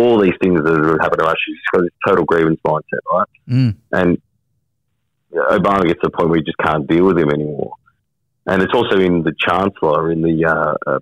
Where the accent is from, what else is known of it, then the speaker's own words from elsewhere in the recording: Wollongong, New South Wales, Australia; I'm from the Gong.